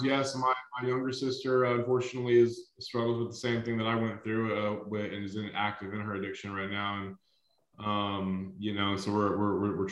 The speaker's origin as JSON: {"language": "English", "town": "Baytown", "region": "Texas", "country": "United States", "tie": "born or raised there", "lives_now": "Austin, United States", "said": "I grew up in Baytown, which is kind of the east side of Houston, Texas"}